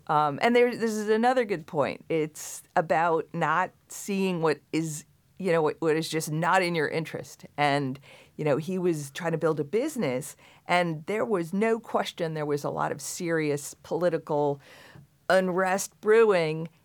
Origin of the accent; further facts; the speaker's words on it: Long Island, New York, United States; I grew up in Long Island.